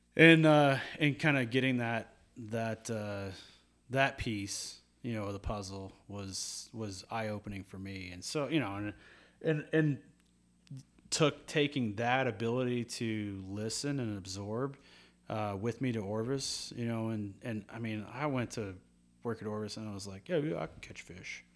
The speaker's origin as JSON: {"language": "English", "town": "Louisville", "region": "Kentucky", "country": "United States", "tie": "born or raised there", "moved": "yes", "said": "growing up in Kentucky."}